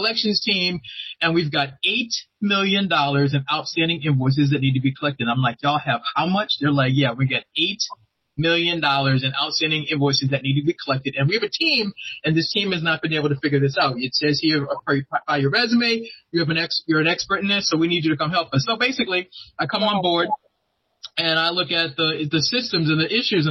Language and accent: English; Boston, Massachusetts, United States; now in Maryland, United States